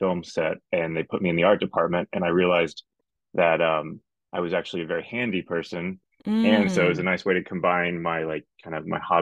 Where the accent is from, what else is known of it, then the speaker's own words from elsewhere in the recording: Texas, United States; now in Arizona, United States; I'm originally from Texas. I live now in Arizona.